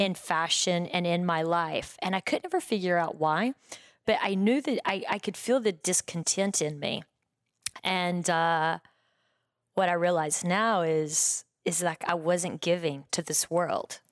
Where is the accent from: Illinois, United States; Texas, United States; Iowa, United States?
Texas, United States; Breckenridge; moved away as an adult; also born or lived in New York; now in Los Angeles, United States; I grew up, um, in a small town in West Texas called Breckenridge